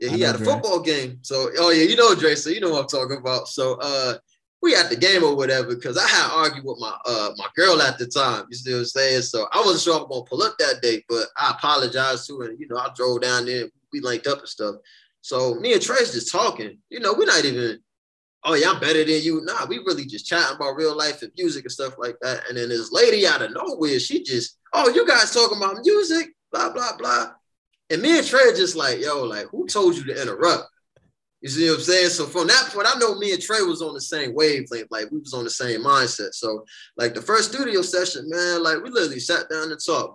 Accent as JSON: {"language": "English", "town": "New Haven", "region": "Connecticut", "country": "United States", "tie": "born or raised there", "said": "growing up in New Haven"}